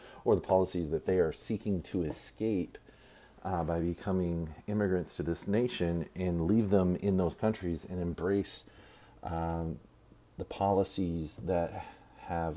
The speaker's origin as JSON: {"language": "English", "region": "Texas", "country": "United States", "said": "my home state. The weather here in Texas"}